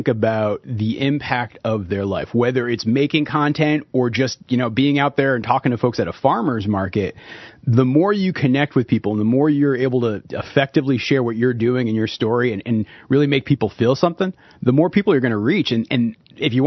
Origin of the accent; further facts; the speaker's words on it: New England, United States; moved away as an adult; now in Peacham, United States; we're both from New England